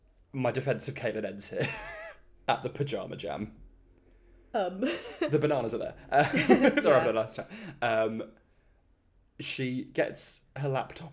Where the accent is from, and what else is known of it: Buxton, East Midlands, United Kingdom; born or raised there